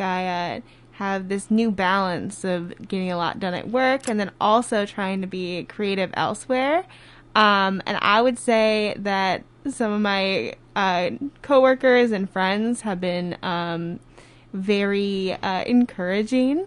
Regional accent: Minneapolis, Minnesota, United States; also born or lived in New Hampshire; I grew up in Minnesota in the cities

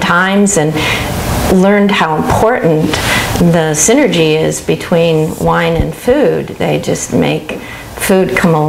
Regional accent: Detroit, Michigan, United States; now in Oregon, United States; growing up in Detroit, we didn't drink wine. My parents, I grew up in the 50s.

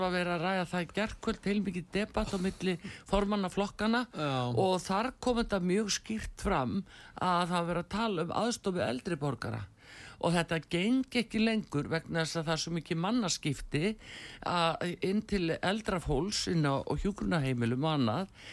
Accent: Iceland

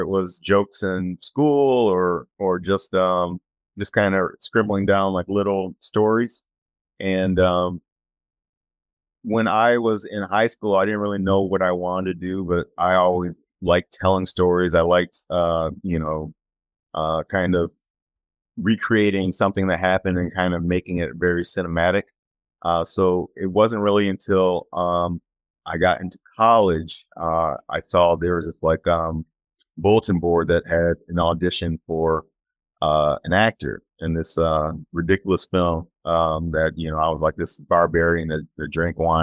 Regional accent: Chicago, Illinois, United States; I grew up in the Chicagoland area

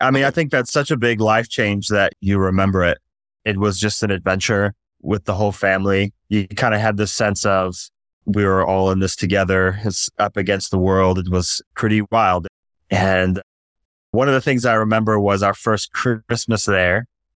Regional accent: Durban, KwaZulu-Natal, South Africa; also born or lived in Michigan, United States; I was born in Michigan, and then my family moved to South Africa, a town called Durban on the east coast of South Africa when I was 5 years old.

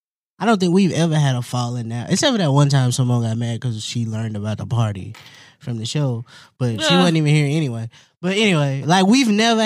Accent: Winston-Salem, North Carolina, United States; I'm from Winston-Salem, North Carolina.

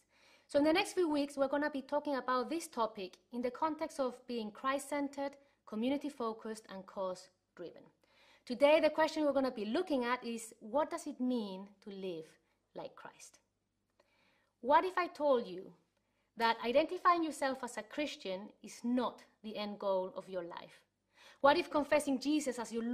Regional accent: Chile; moved away; I was growing up in Chile, that's where I'm from

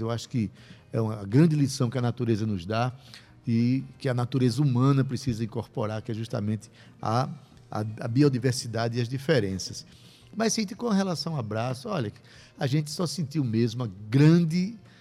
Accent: Itabaiana, Paraíba, Brazil; eu sou de lá, eu sou de Itabaiana. Nasci na cidade do Mestre

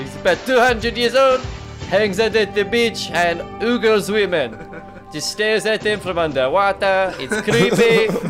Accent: Jamaica; I'm from Jamaica, man.

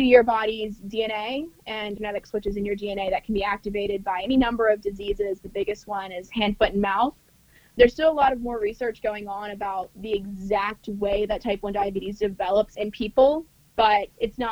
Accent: North Carolina, United States; also born or lived in Singapore; I'm from North Carolina. I grew up on a farm

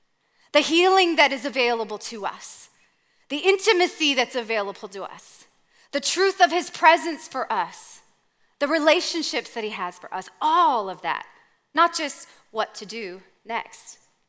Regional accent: Canada; Okay, I'm from Canada.

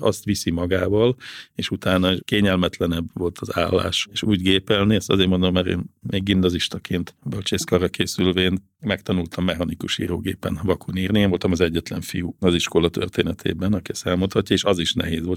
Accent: Gödöllő, Pest, Hungary; én ugye Gödöllön nőttem föl

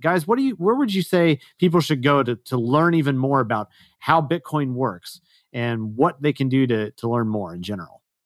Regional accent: Texas, United States; moved away; I am originally a Texan

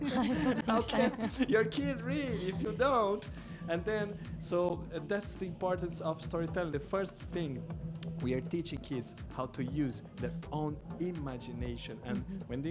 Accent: Brazil; first language Portuguese; English is a second language

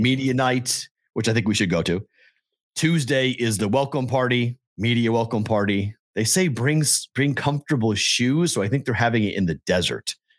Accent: Andover, Massachusetts, United States; now in Las Vegas, United States; my hometown of Andover, Mass

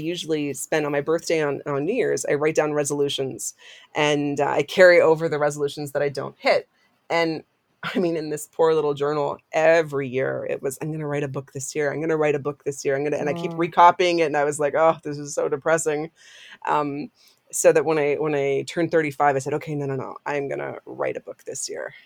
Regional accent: Sarnia, Ontario, Canada; I was at Sarnia Christian School, which is a grade school in my hometown

